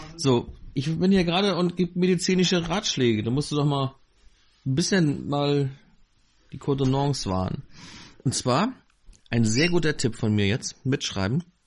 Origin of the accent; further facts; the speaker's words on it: Northern Germany, Germany; Ich bin hier im Norden aufgewachsen